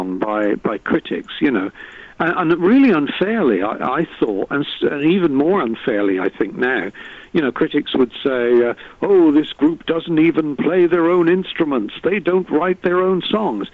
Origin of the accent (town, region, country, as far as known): England, United Kingdom